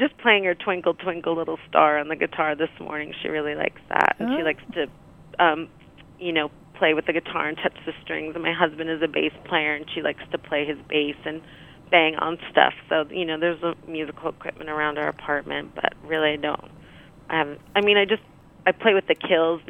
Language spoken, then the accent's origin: English; Rutherford, New Jersey, United States; I grew up in New Jersey